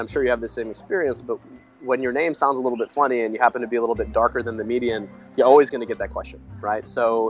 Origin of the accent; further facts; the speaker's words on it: Detroit, Michigan, United States; Usually I'll say I'm from Detroit